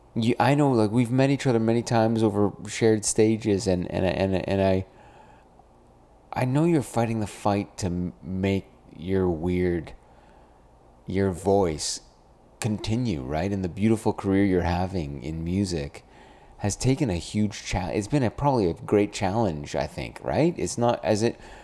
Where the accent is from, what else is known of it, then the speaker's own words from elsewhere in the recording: Brampton, Ontario, Canada; I come from Brampton, Ontario.